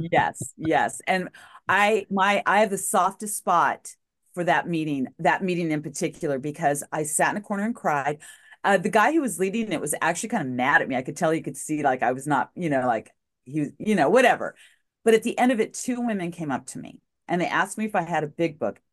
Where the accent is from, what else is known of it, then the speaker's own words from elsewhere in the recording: Albuquerque, New Mexico, United States; moved away as an adult; also born or lived in El Paso, Texas / Farmington, New Mexico / Puget Sound Region; I was in my hometown of Albuquerque